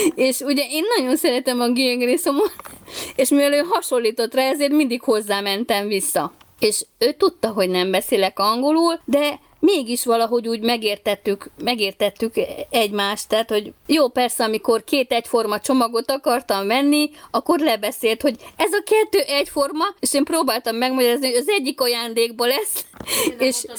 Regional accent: Hungary; mint magyar turista

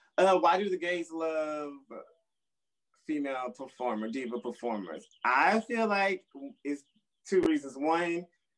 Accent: Texas, United States; My favorite songs for Christmas, I'm from Texas, so...

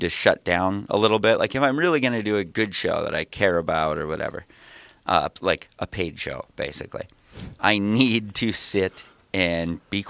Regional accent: Detroit Lakes, Minnesota, United States; I'm from Detroit Lakes, Minnesota, kind of northwest, like up near Fargo

